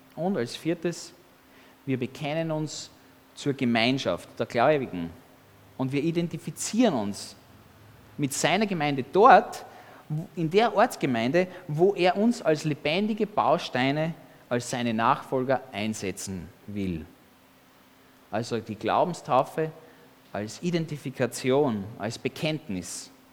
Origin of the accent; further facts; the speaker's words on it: Austria; als Kind in Österreich, als Baby.